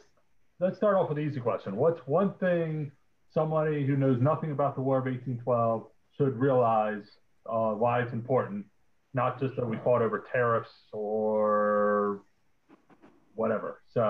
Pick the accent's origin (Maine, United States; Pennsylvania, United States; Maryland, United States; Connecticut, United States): Maryland, United States; Baltimore; I'm from Baltimore